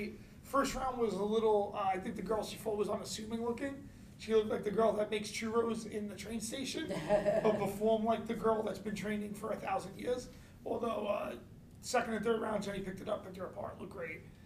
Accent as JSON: {"language": "English", "town": "New York City", "region": "New York", "country": "United States", "said": "I'm from Brooklyn"}